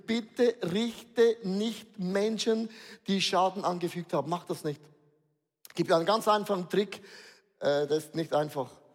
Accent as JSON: {"language": "German", "country": "Switzerland", "said": "Wir sind Schweizer"}